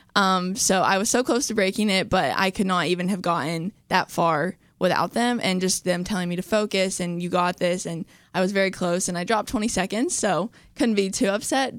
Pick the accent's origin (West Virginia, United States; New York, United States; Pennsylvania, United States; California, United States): West Virginia, United States; Charleston; I'm from Charleston, West Virginia